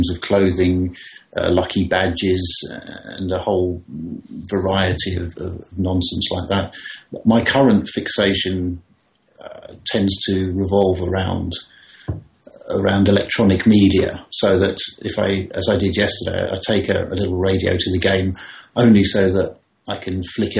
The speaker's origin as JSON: {"language": "English", "region": "London", "country": "United Kingdom", "tie": "born or raised there", "said": "I was born in … house in London, as it was at the time"}